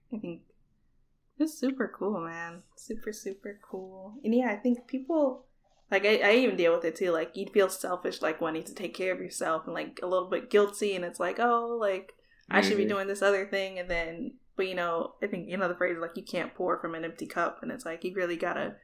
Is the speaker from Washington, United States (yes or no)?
no; near Miami, South Florida, United States; I'm from South Florida, but near Miami.